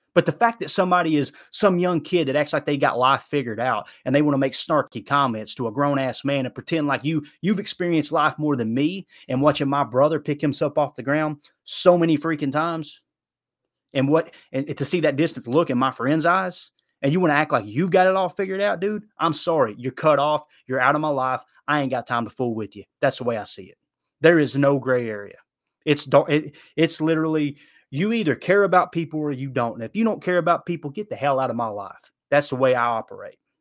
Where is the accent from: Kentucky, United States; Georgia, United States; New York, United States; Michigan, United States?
Kentucky, United States; Harlan County; I grew up in, you know, Harlan County, Kentucky.